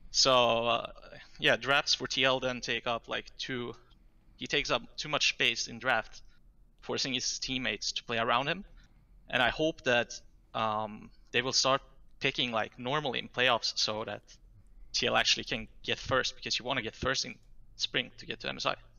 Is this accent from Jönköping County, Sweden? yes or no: yes; Jönköping, Jönköping County, Sweden; That's my hometown.